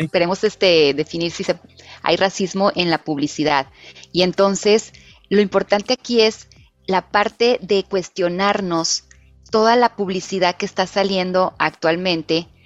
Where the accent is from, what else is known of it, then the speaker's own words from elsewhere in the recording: Mexico; nosotros como sociedad mexicana